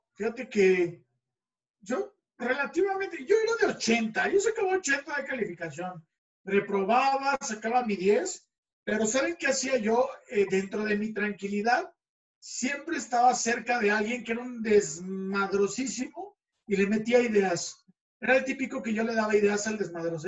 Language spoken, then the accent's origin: Spanish; Mexico City, Mexico; mi adolescencia fue en el DF